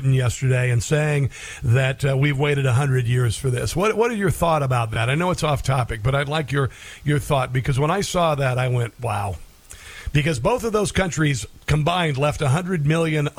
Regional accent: Omaha, Nebraska, United States; now in Kansas, United States; I live in Kansas, and I lived near, and I was born in Omaha, Nebraska

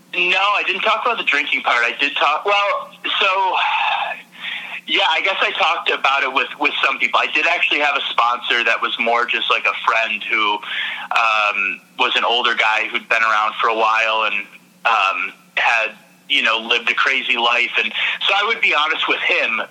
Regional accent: Michigan, United States; moved away as an adult; also born or lived in New York; I'm in Michigan now, and I'm originally from Michigan

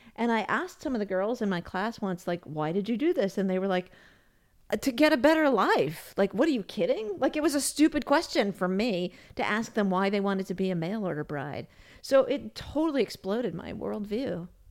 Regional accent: United States; moved away as an adult; also born or lived in Austria; as an American

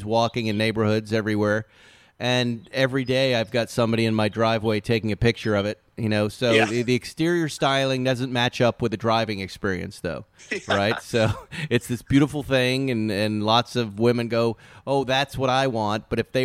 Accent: East Coast, United States; We're East Coasters

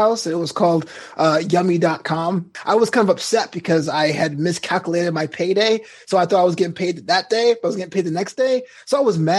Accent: New York, United States; moved away as an adult; now in Los Angeles, United States; I'm from New York too

